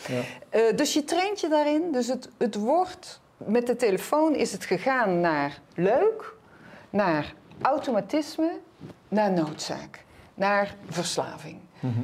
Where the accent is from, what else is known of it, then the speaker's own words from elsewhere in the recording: North Brabant, Netherlands; Ik ben Brabantse